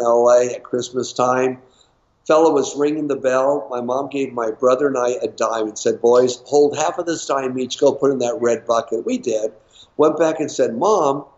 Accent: Los Angeles, California, United States; I was born and raised in Los Angeles.

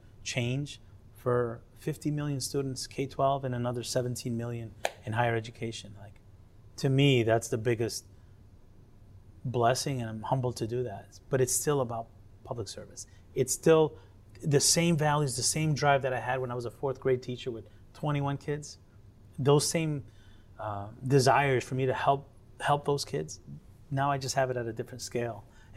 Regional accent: Connecticut, United States; born there; I'm as American as apple pie and rice and beans. I was born in Connecticut.

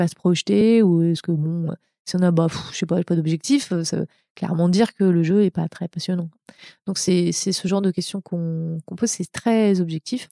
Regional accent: France; moved away as an adult; also born or lived in Montreal, Canada; now in California, United States; je, suis française. Hein, je suis pas américaine. J'ai une carte verte

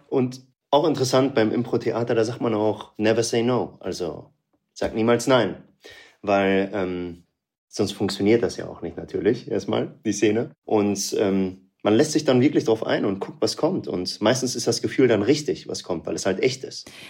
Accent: Münster, North Rhine-Westphalia, Germany; Aus NRW, Münster. Ah. Da bin ich aufgewachsen.

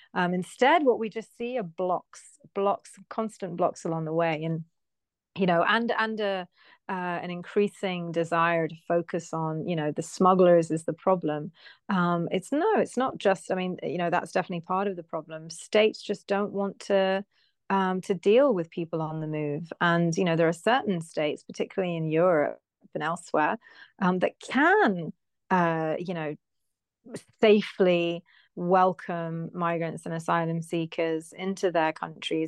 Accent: United Kingdom; I'm British

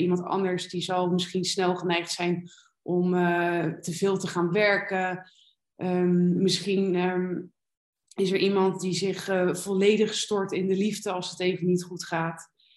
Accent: Rotterdam, South Holland, Netherlands; moved away as an adult; also born or lived in Alicante, Spain; now in Malaga, Spain; ik kom uit Rotterdam. Daar ben ik niet geboren, maar wel getogen

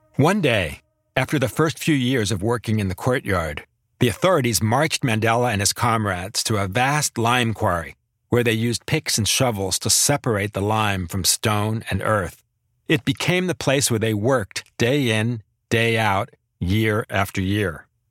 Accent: United States; as an American

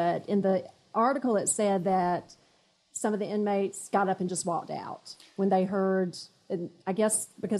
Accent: South Carolina, United States; from South Carolina.

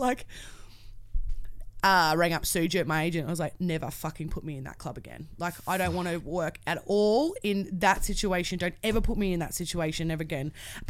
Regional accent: Australia; I'm a girl from Australia that has no idea.

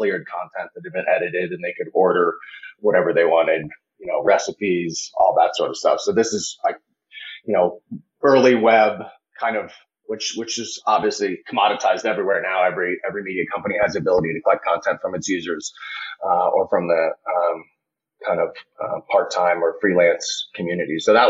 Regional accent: Colorado, United States; So I'm born and raised in Colorado and then went to college and grad school on the East Coast.

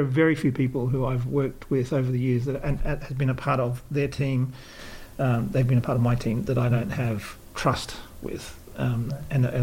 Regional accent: Australia; moved away; when I was brought up in Australia

